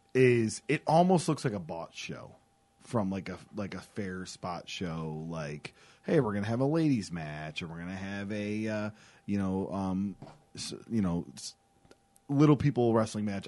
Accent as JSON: {"language": "English", "town": "Buffalo", "region": "New York", "country": "United States", "said": "we're both from the Buffalo, New York area"}